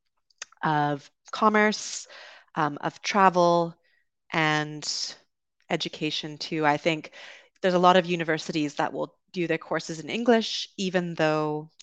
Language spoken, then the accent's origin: English; Vancouver, British Columbia, Canada; moved away; also born or lived in London, United Kingdom; I grew up in Vancouver on the West Coast